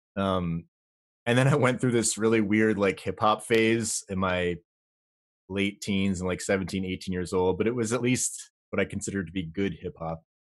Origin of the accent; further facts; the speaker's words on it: Vermont, United States; I grew up in Vermont